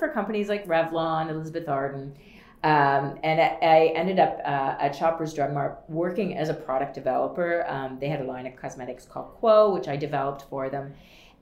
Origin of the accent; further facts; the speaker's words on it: Wellesley, Ontario, Canada; I grew up in a small town called Wellesley, Ontario